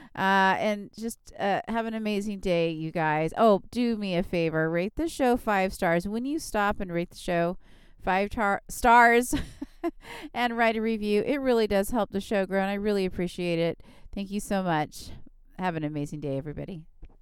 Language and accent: English; Southern California, United States; I'm from Southern California where we have a lot of Mexican food